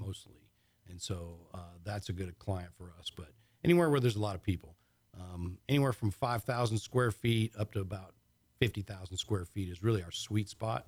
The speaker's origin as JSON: {"language": "English", "region": "Michigan", "country": "United States", "tie": "born or raised there", "moved": "yes", "said": "I grew up in Michigan, actually."}